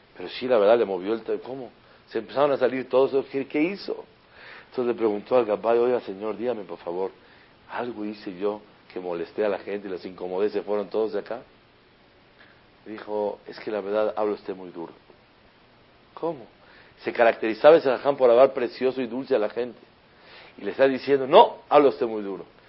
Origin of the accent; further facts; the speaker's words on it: Mexico; also born or lived in Israel; estamos ahí los mexicanos